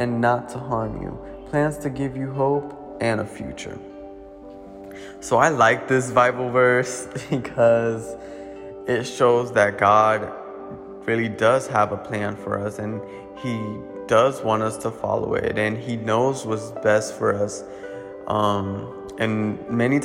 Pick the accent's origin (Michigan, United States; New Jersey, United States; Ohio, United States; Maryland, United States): New Jersey, United States; Paterson; I'm from Paterson, New Jersey